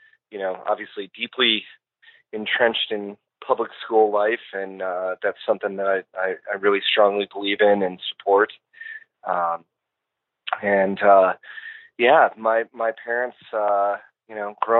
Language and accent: English; Western Springs, Illinois, United States; also born or lived in LaGrange, Illinois; I grew up in Western Springs, which is right next to it